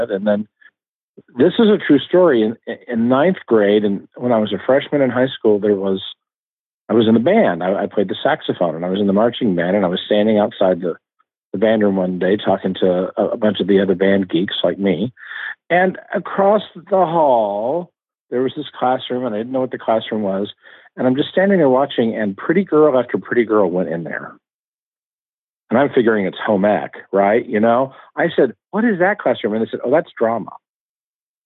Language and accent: English; Oklahoma City, Oklahoma, United States; I grew up in Oklahoma City